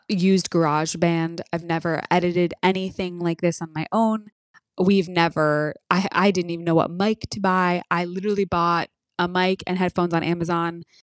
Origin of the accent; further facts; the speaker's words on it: United States; we're American, too.